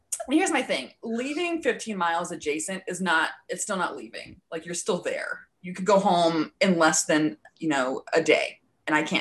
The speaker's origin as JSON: {"language": "English", "region": "Wisconsin", "country": "United States", "said": "We're also from Wisconsin"}